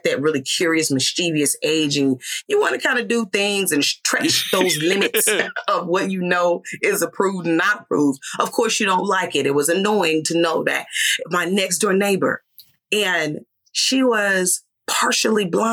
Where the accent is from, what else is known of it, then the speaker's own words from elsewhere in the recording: Mississippi, United States; I grew up in a small town in Mississippi